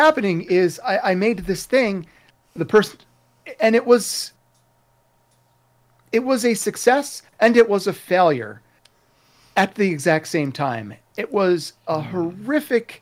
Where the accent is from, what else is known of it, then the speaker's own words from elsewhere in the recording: Philadelphia, Pennsylvania, United States; I was from Philadelphia, so it's not exactly the center of the artistic universe